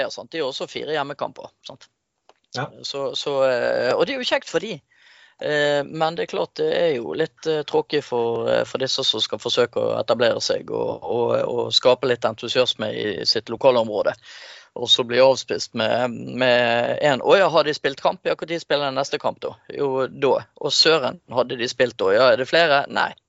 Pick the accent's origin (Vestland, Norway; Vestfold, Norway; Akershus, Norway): Vestfold, Norway; Larvik